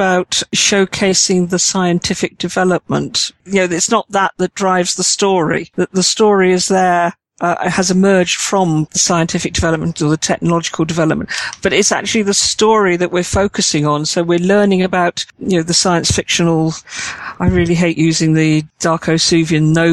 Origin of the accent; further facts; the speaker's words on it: United Kingdom; I'm British and I like the understated